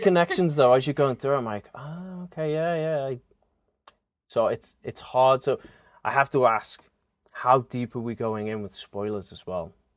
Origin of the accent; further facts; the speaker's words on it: Liverpool, North West England, United Kingdom; moved away as an adult; now in Pennsylvania, United States; I am originally from Liverpool, England.